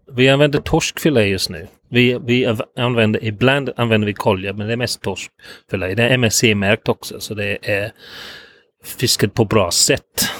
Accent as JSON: {"language": "Swedish", "region": "England", "country": "United Kingdom", "tie": "born or raised there", "second_language": "Swedish", "moved": "as an adult", "lives_now": "Gothenburg, Sweden", "said": "hjälpte till i en eh, fish and chip restaurang i mitt hemstad"}